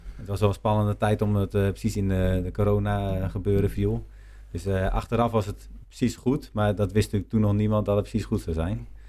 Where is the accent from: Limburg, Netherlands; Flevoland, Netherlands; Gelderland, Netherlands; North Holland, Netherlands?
Gelderland, Netherlands; Nijkerk; Ik ben chocolatier en ik kom uit Nijkerk